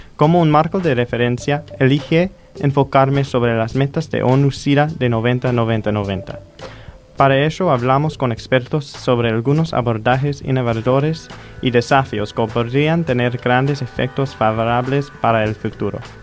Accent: United States; moved away as an adult; now in Argentina; soy un estudiante de los Estados Unidos de la Universidad de Tulane

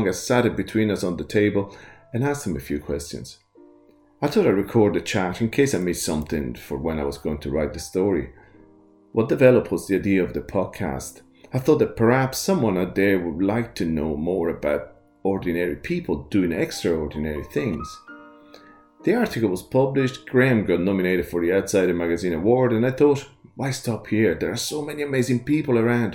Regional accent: Italy; Growing up in Italy, we sat at the table every day as a family

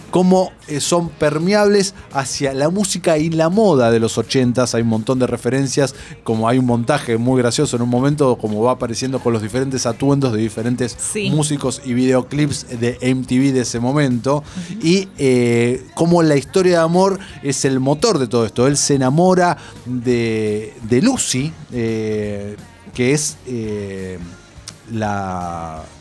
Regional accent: Argentina

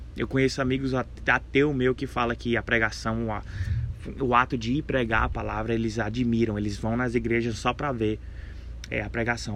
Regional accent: Maranhão, Brazil; also born or lived in Denver, United States; now in United States; eu cresci no, no estado do Maranhão, nasci aqui nos Estados Unidos, em Denver, quatro anos eu fui pro, fui pro Maranhão e lá eu cresci

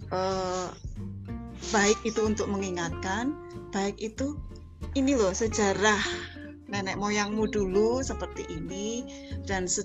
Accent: Java, Indonesia; kita orang Jawa bilang bekah pekuh gitu ya nggak tahu apa artinya tapi ya tetap dibaca

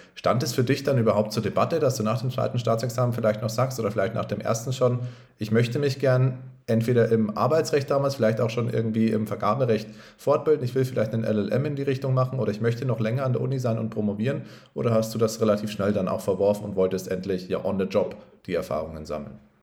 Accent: Upper Palatinate, Bavaria, Germany; Leo und ich sind auch bekennende Oberpfälzer

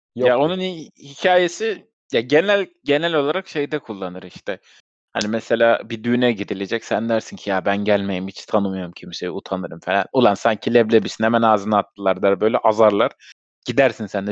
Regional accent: Istanbul, Turkey; doğduğum yer Sultanbeyli, o da Sultanbeyli'den gittik.

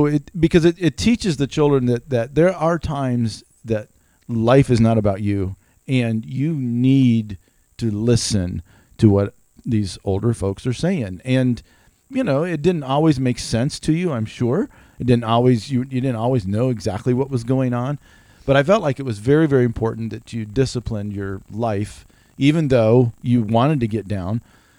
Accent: Greenville, South Carolina, United States; also born or lived in Germany / Spartanburg; in high school, went all the way through college, went all the way through early marriage. And then we moved away from Greenville. Actually, we went to Germany.

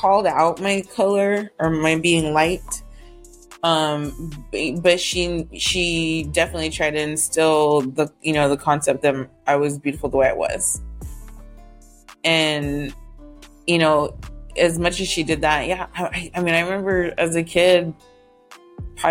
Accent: Houston, Texas, United States; now in San Antonio, United States; I'm from Houston

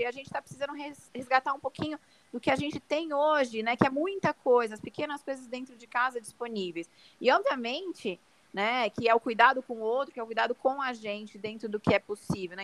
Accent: São Paulo, Brazil; Sou aqui de São Paulo

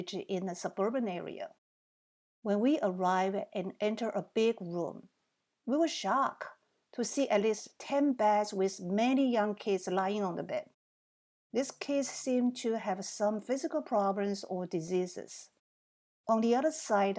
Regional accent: Taiwan; moved away as an adult; also born or lived in New Jersey, United States; now in United States; I was born in Taiwan. I came to the United States when I graduated from college

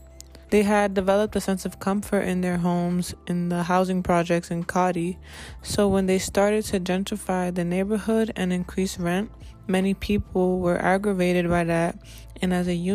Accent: New York City, New York, United States; moved away as an adult; now in Vermont, United States; I am from the Bronx. Being from the Bronx, it really puts a lot of things into perspective and allows me to be hungry for more. Growing up in apartments that are surrounded by so many other apartments

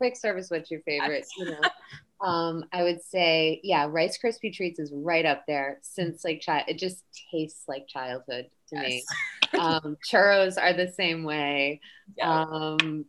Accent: Massachusetts, United States; I grew up in Massachusetts

